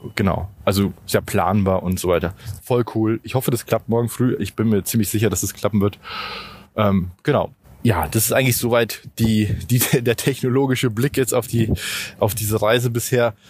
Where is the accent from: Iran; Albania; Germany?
Germany; für uns zumindest als Deutsche